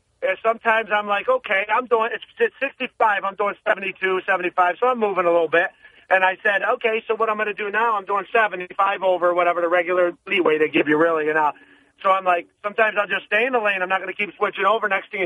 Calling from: Binghamton, New York, United States

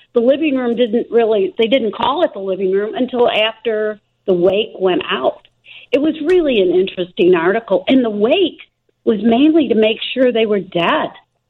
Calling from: El Paso, Illinois, United States; El Paso, Illinois.

